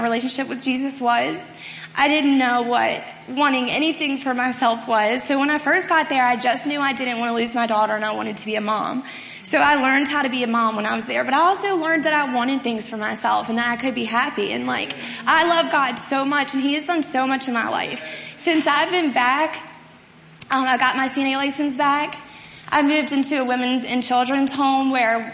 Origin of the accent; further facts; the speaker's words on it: Martinsburg, West Virginia, United States; I'm from Martinsburg, so last October I returned home.